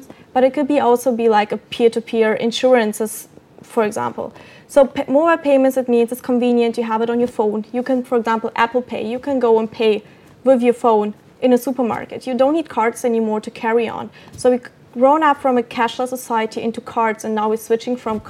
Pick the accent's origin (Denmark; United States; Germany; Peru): Denmark; Copenhagen, Capital Region of Denmark; I'm from Copenhagen.